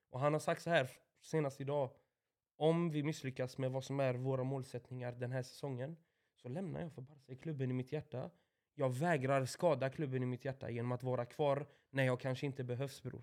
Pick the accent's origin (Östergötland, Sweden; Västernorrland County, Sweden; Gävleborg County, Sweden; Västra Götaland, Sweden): Östergötland, Sweden; Åby; Nyår hemma i Åby med mina föräldrar och deras vänner och deras barn naturligtvis då, de jag växte upp med, barndomsvänner